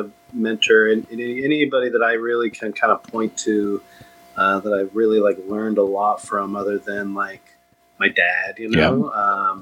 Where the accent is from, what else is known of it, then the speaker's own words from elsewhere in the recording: Austin, Texas, United States; I grew up in Austin